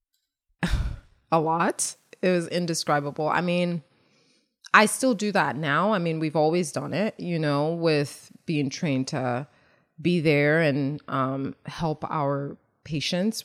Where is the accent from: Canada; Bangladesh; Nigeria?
Nigeria; moved away; being Nigerian and growing there, um, there are resilient people and, um, my work ethic and just resilience is what I, I bring, uh, you know, from growing up there